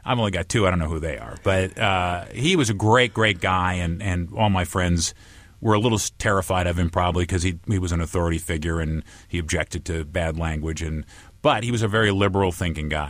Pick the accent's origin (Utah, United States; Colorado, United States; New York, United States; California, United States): California, United States; Santa Barbara; moved away as an adult; also born or lived in Chicago; I grew up surfing and stuff in Santa Barbara